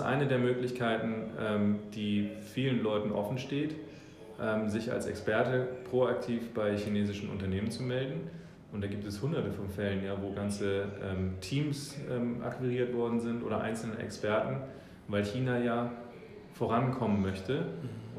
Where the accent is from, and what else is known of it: Hamburg, Germany; born or raised there; also born or lived in New Zealand